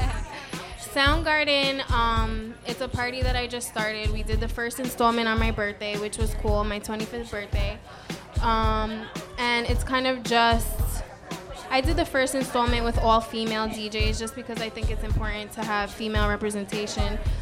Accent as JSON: {"language": "English", "area": "Putnam County", "region": "New York", "country": "United States", "tie": "born or raised there", "also_born_or_lived": "Harlem, New York City / Bushwick, Brooklyn", "moved": "as an adult", "lives_now": "Brooklyn, United States", "said": "I grew up in Putnam County."}